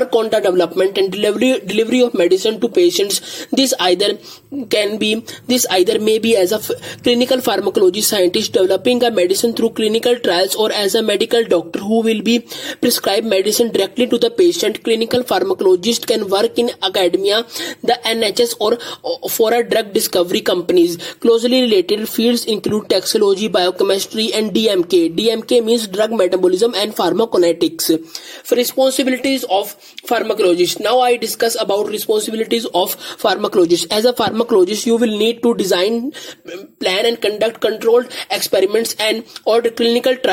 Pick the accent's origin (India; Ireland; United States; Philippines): India; I am from India.